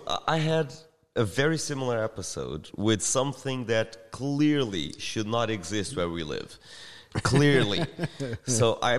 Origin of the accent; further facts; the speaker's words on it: Australia; when we're from Australia describing, you know, like huge nuclear cockroaches.